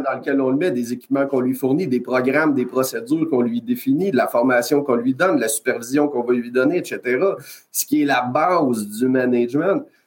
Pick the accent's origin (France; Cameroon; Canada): Canada; Quebec; je viens du Québec, Canada